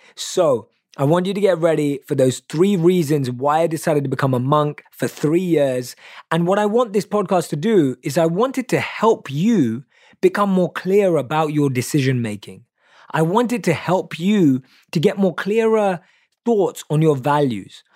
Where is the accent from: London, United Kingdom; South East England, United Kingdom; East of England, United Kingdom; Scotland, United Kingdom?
London, United Kingdom; I was born and raised in London, obviously you can tell by my accent